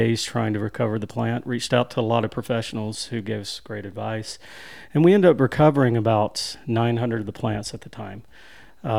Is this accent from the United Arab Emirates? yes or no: no; Winfield, Alabama, United States; also born or lived in Arley, Alabama; I grew up coming to this area, to Smith Lake. My family lives here now. We're originally from Winfield, Alabama